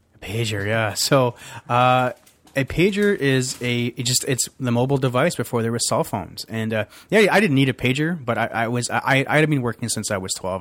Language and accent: English; Toronto, Ontario, Canada; also born or lived in Glasgow, Scotland / Calgary; where I grew up in Scarborough was Maldron